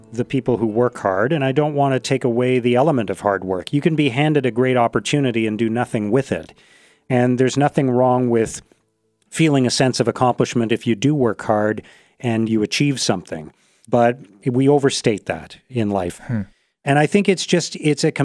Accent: Canada; born in Canada, as I was

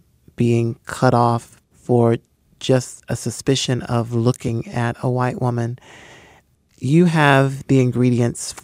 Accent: Hickory, North Carolina, United States; I'm the first African-American born in my little hometown to receive a PhD, and my hometown celebrated that accomplishment

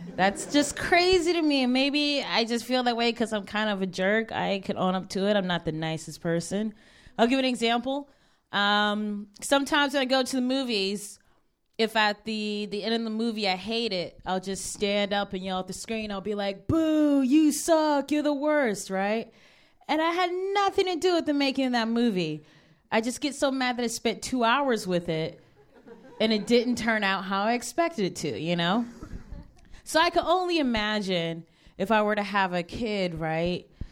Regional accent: Cleveland, Ohio, United States; now in Brooklyn, United States; Cleveland is my hometown

